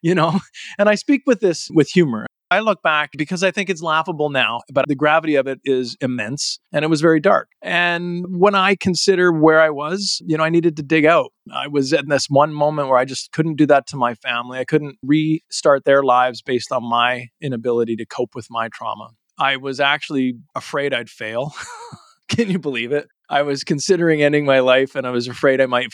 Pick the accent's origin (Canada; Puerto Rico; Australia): Canada; Calgary, Alberta; moved away; I was originally from Calgary, Alberta